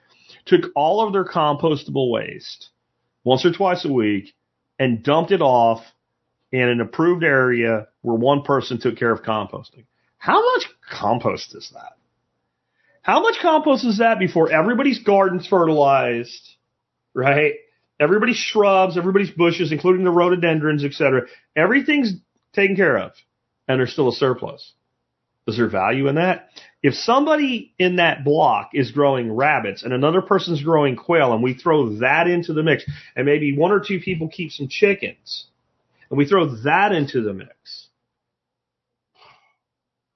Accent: Pottsville, Pennsylvania, United States; moved away; also born or lived in Northampton, Pennsylvania; I was from Pottsville, Minersville area, Schuylkill County

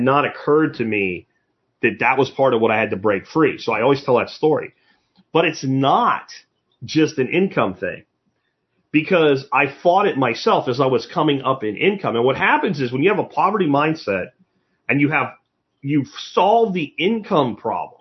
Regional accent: Pottsville, Pennsylvania, United States; moved away; also born or lived in Minersville, Pennsylvania; where I grew up in Pottsville and Minersville, Pennsylvania, Schuylkill County

